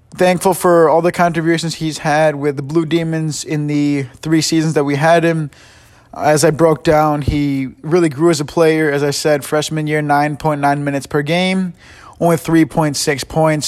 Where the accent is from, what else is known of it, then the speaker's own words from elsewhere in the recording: Chicago, Illinois, United States; I'm from Chicago